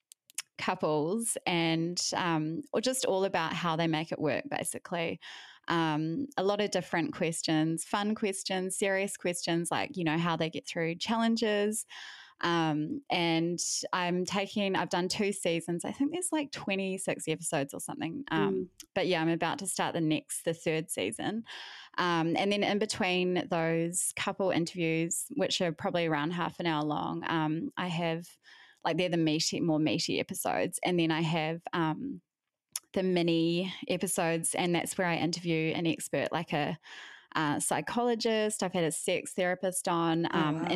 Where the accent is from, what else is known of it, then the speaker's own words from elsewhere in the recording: New Zealand; moved away as an adult; also born or lived in Melbourne, Australia / United States; now in Brisbane, Australia; I'm originally from New Zealand, but haven't lived there since 2011.